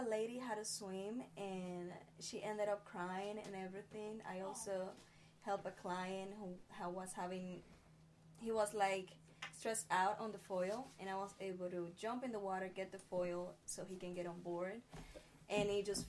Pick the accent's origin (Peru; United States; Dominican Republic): Dominican Republic; English is a second language; Dominican Republic, yeah.